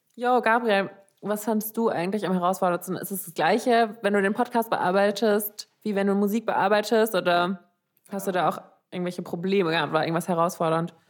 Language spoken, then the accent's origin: German; Frankfurt, Hesse, Germany; moved away as an adult; now in Vienna, Austria; Ich komme aus Frankfurt